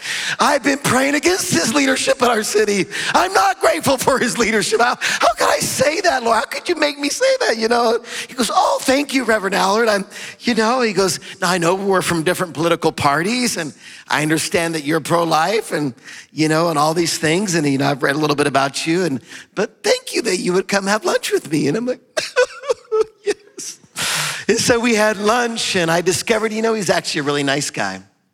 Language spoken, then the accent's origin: English; Albuquerque, New Mexico, United States; I've never seen, because I grew up in Albuquerque, I've been in public office 20, I've never seen anything like this.